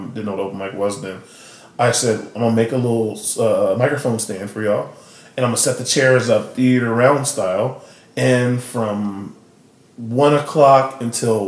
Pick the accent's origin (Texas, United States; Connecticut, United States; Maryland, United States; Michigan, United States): Texas, United States; Austin; I'm from Austin, and so I live here